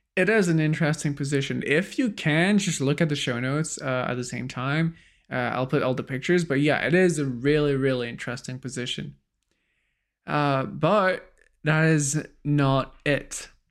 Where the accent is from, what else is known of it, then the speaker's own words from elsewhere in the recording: France; as a French